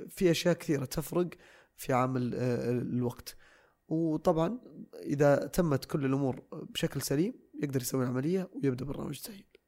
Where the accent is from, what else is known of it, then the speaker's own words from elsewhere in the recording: Saudi Arabia; عندنا في السعوديه